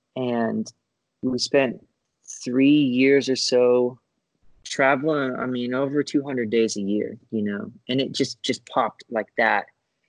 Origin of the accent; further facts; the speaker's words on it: Florida, United States; So I grew up in Florida. I ended up going to college at UCF in Orlando.